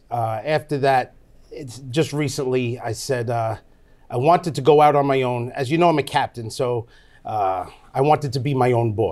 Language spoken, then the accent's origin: English; New York, United States; We live in Deer Park. We're from Long Island, New York.